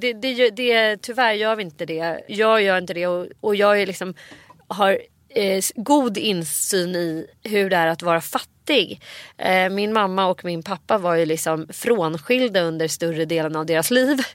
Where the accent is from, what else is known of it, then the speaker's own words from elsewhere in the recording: Nacka, Stockholm County, Sweden; när jag växte upp i Orminge centrum